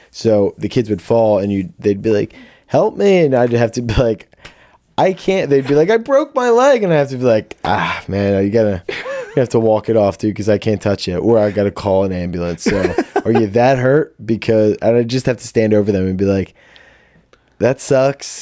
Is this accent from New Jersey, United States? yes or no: yes; Audubon, New Jersey, United States; I'm from Audubon, New Jersey